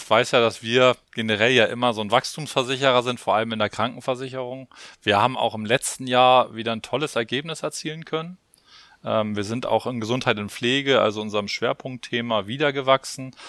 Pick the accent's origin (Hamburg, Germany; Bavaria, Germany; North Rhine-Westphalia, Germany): Hamburg, Germany; Poppenbüttel. Genau, da komme ich her. Da bin ich groß geworden und man stellt sich vor, da wohne ich heute noch.